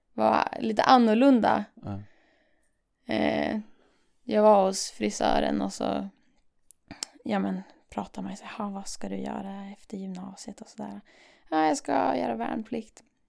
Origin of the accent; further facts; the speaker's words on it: Umeå, Västerbotten County, Sweden; Jag kommer från Umeå